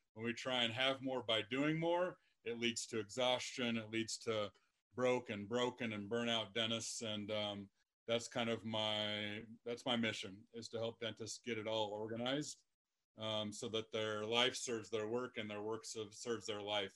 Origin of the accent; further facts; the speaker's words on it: Lexington, Nebraska, United States; moved away; my hometown of Lexington, Nebraska